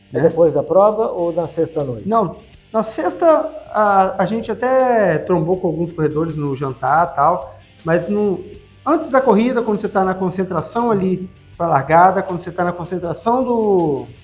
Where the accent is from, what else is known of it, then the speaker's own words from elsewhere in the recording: Cabo Frio, Rio de Janeiro, Brazil; also born or lived in São Pedro da Aldeia; Eu sou, por exemplo, eu sou de, da região dos lagos. Eu nasci em Cabo Frio, eu morei em São Pedro Aldeia